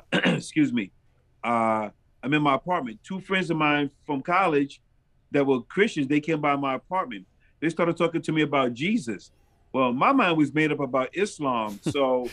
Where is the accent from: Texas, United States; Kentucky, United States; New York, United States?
New York, United States; New York City; moved away as an adult; also born or lived in Brooklyn / Queens; now in Rochester, United States; I was born and raised in New York City